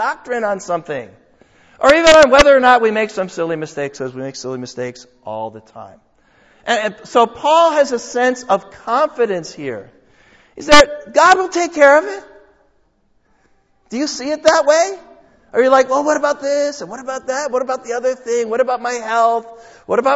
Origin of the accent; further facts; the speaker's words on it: United States; my passport says I'm an American